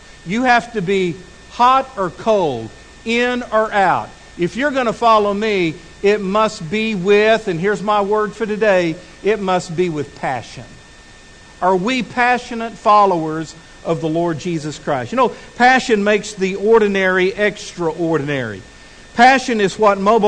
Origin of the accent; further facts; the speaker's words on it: Midland, Texas, United States; also born or lived in Abilene, Texas; now in Fort Smith, United States; I had lived my whole life in Midland, Texas. I'd been born there and raised there